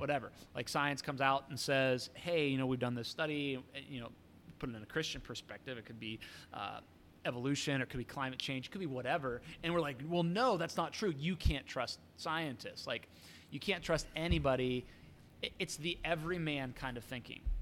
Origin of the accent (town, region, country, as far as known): United States